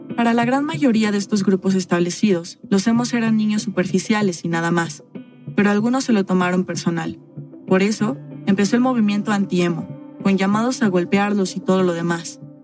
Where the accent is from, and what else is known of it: Mexico; also born or lived in Mexico City